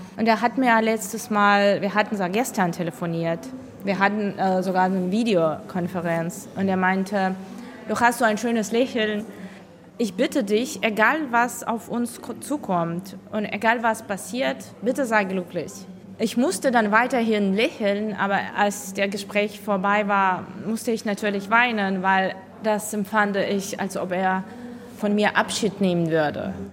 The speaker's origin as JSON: {"language": "German", "country": "Ukraine", "moved": "yes", "said": "bei uns zu Hause"}